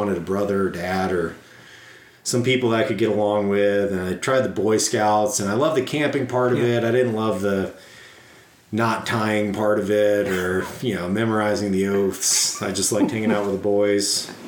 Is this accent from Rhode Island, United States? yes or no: yes; Warwick, Rhode Island, United States; also born or lived in Portsmouth, New Hampshire; I grew up in Providence, Rhode Island, just outside of it, Warwick. So super Italian, super Catholic area.